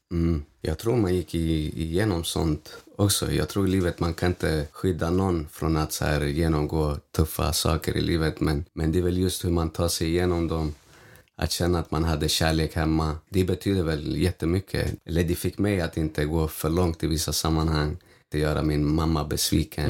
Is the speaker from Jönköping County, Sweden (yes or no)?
no; Stockholm, Stockholm County, Sweden; När jag tänker på min uppväxt och på Vårberg